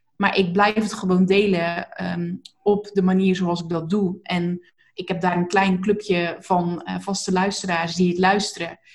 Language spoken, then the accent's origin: Dutch; Zeeland, Netherlands; accent: Zeeland; moved away; also born or lived in North Brabant; ik kom uit Zeeland en ik heb inderdaad maar wat gedaan toen ik in Brabant ging wonen